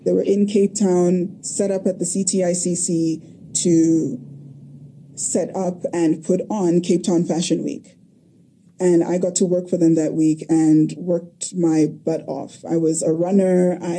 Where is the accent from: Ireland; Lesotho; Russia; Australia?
Lesotho; So I grew up in Lesotho, which was very interesting.